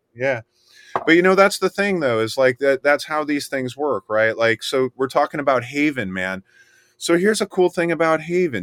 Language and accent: English; Miami, Florida, United States; I was born in Miami, and I grew up in the swamp